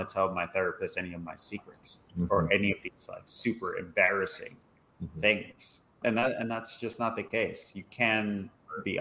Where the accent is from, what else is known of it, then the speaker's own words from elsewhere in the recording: New York, United States; I'm born and raised in New York. I am a Puerto Rican gentleman, Caribbean